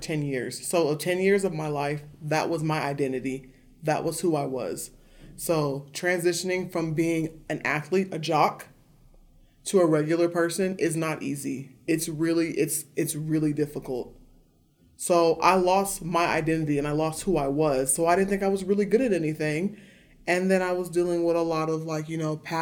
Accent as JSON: {"language": "English", "town": "Bakersfield", "region": "California", "country": "United States", "tie": "born or raised there", "moved": "as an adult", "lives_now": "Montana, United States", "said": "I grew up in Bakersfield, so that's Southern California, just at the tip."}